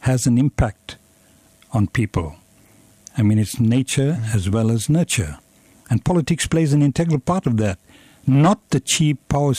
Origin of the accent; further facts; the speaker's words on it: Durban, KwaZulu-Natal, South Africa; now in Cape Town, South Africa; I was born in South Africa.